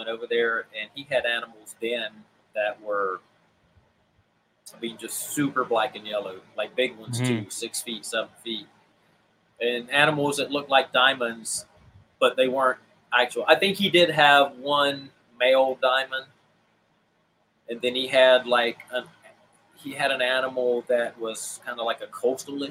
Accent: Pawleys Island, South Carolina, United States; moved away; I'm originally from Pawleys Island.

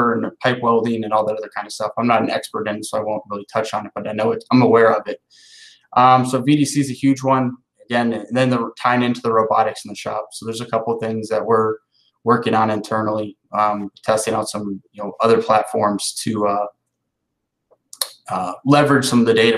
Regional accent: Ohio, United States; moved away as an adult; now in Southeast, United States; where I grew up in Ohio

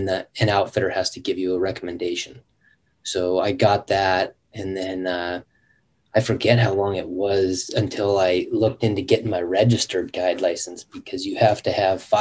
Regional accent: Western Washington, United States; moved away as an adult; now in Alaska, United States; I grew up in Western Washington. That's where all my family's from.

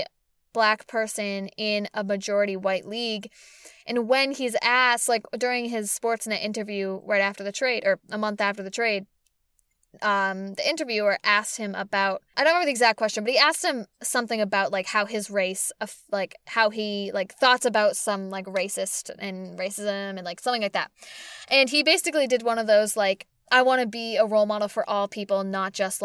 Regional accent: Boston, Massachusetts, United States; they're my hometown team

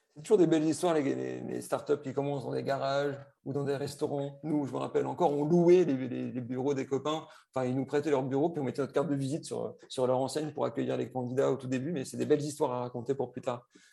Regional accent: Lille, Hauts-de-France, France; je suis ch'ti, ce hein, c'est plus un secret. Donc, je suis lillois.

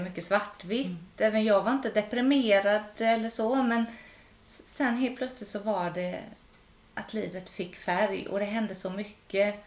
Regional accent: Gothenburg archipelago, Västra Götaland, Sweden; moved away as an adult; Jag är uppvuxen i Göteborgs skärgård

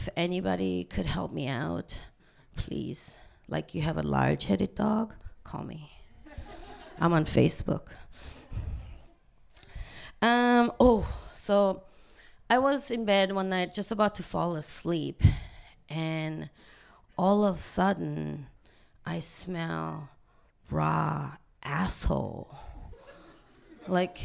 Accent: South Korea; now in Vancouver, Canada; I'm from South Korea

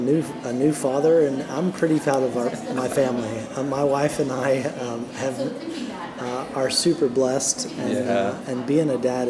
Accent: Dallas, Texas, United States; moved away as an adult; now in Knoxville, United States; I'm from Dallas.

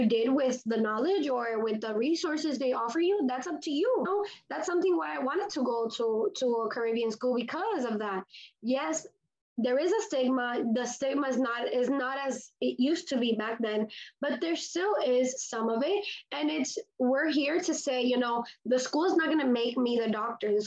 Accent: Miami, Florida, United States; also born or lived in Grenada; I was born and raised in Miami, Florida, and my parents are Hispanic, so I am also Cuban

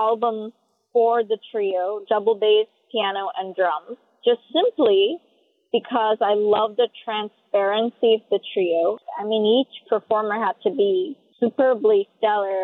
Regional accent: South India, India; moved away; I was born in South India, so I grew up playing Chopin and Mozart

